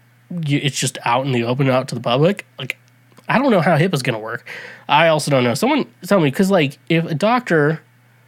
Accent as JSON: {"language": "English", "country": "United States", "said": "I'm an American"}